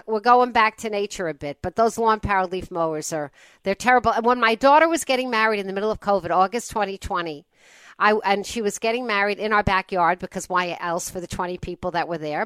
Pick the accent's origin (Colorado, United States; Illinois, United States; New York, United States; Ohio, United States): New York, United States; South Shore of Long Island; I grew up on the South Shore of Long Island